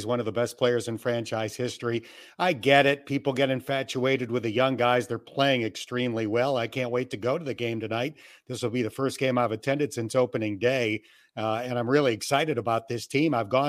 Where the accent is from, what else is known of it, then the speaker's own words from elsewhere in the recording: Jamestown, New York, United States; moved away; that's home for me. I'm from Jamestown, New York, which is a little bit south of Buffalo. That was the stadium I went to as a kid.